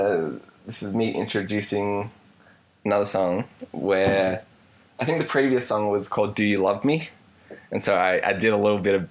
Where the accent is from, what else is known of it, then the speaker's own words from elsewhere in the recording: Australia; Because like a lot of people for Australians, and like in my case it's happened on occasion, where you go to deliver a line and it comes out American.